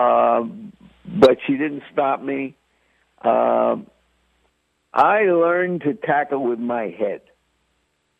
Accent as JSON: {"language": "English", "town": "New York City", "region": "New York", "country": "United States", "tie": "born or raised there", "also_born_or_lived": "Bronx / Washington Heights, Manhattan / Brooklyn", "said": "I call myself a New York kid because Actually, I was born in the Bronx. I lived in Upper Manhattan, an area called Washington Heights. When I was about 10, we moved to Brooklyn and then stayed there through high school."}